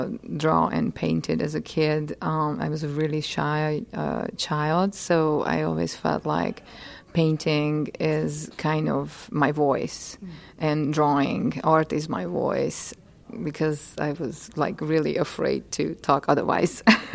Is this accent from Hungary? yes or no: yes; Hungary; English is a second language; So I grew up in Hungary in a very small village, about 300 people. Was very close to nature, played outside, observed the plants and bogs